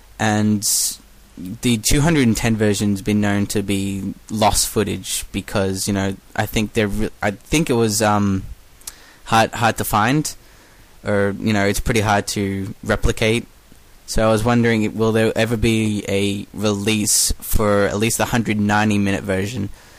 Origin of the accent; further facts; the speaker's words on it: Melbourne, Victoria, Australia; accent: Australian; from Melbourne, Australia.